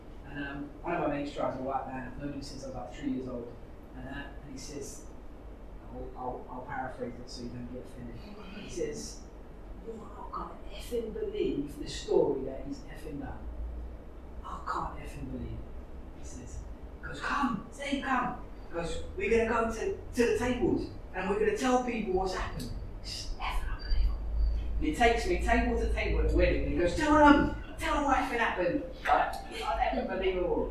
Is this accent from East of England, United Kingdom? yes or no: no; London, United Kingdom; I was brought up in East London.